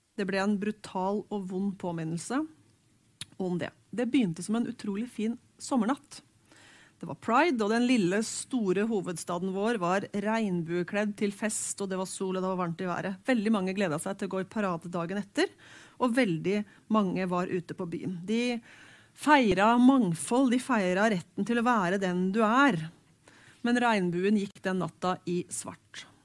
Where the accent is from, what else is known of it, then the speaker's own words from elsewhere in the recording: Hamar, Innlandet, Norway; Jeg vokste opp på Hamar